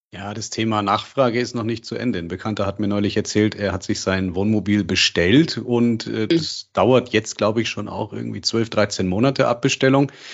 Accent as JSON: {"language": "German", "country": "Germany", "said": "bei uns in Deutschland"}